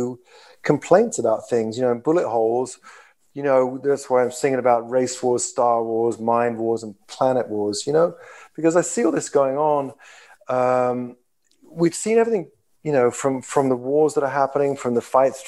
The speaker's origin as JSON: {"language": "English", "region": "London", "country": "United Kingdom", "said": "I come from London, all of us from London"}